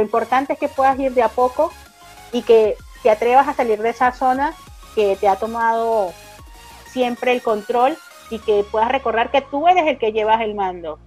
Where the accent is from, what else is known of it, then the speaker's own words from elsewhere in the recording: Caracas, Capital District, Venezuela; moved away as an adult; now in Argentina; soy de la ciudad de Caracas, de Venezuela